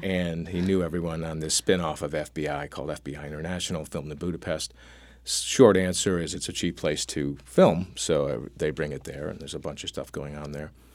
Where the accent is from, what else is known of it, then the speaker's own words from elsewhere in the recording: Syracuse, New York, United States; I grew up in Syracuse, New York, next to Hutchings Psychiatric Institute